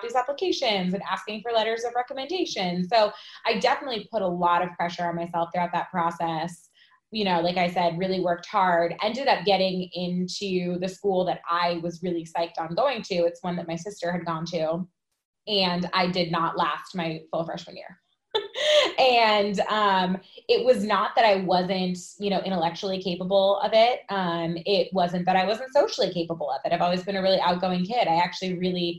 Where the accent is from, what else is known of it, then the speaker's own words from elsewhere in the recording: Connecticut, United States; I grew up in Connecticut